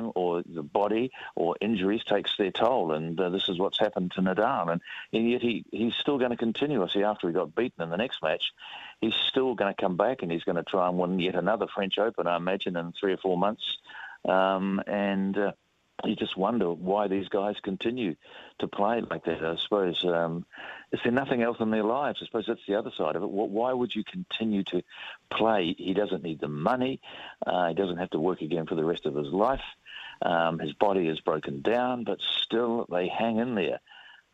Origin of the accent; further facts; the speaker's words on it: Hutt Valley, Wellington, New Zealand; I knew Bob Blair because I grew up in the Hutt Valley